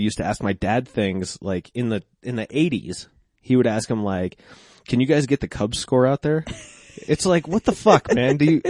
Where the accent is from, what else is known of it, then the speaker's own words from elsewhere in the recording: Applewood, Colorado, United States; now in Denver, United States; Well, I grew up in Applewood. So, like, out west of town, like, right where Golden and Wheat Ridge and Lakewood all meet.